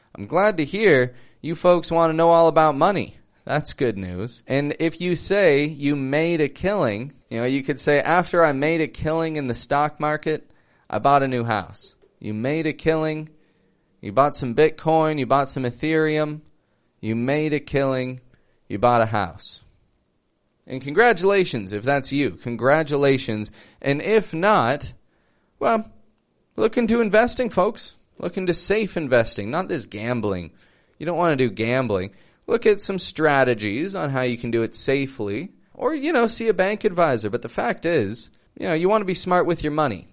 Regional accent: Toronto, Ontario, Canada; moved away as an adult; now in Mexico; I'm from Toronto, Canada

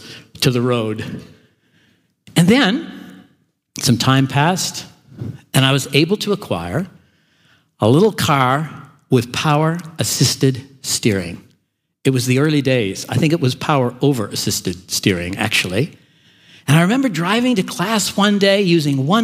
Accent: Canada; now in Melbourne, Australia; I grew up in Canada

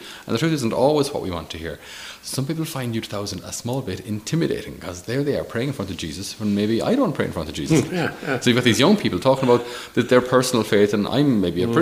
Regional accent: Ireland; As an Irish person

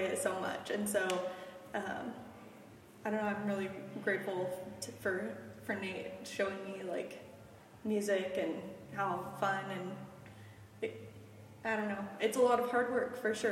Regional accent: Stillwater, Oklahoma, United States; also born or lived in Weatherford, Oklahoma; now in Oklahoma City, United States; I grew up in Stillwater.

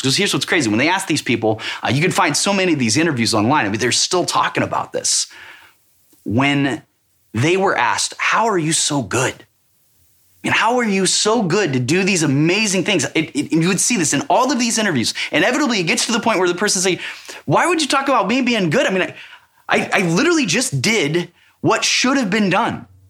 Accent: Missouri, United States; I'm from Missouri. It's called the show me state for a reason.

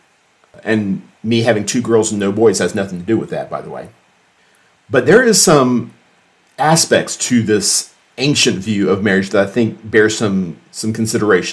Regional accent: United States; We live with Christ as Americans

